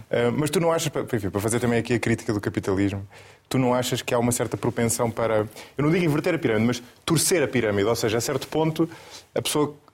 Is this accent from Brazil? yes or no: no; Coimbra, Centro, Portugal; born there; Nasci em Coimbra.